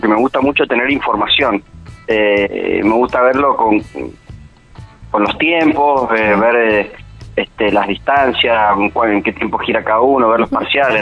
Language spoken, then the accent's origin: Spanish; Mendoza, Argentina; como mendocino